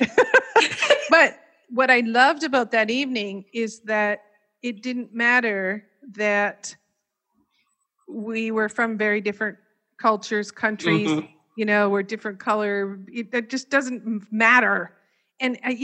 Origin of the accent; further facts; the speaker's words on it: Canada; I was born and raised in Canada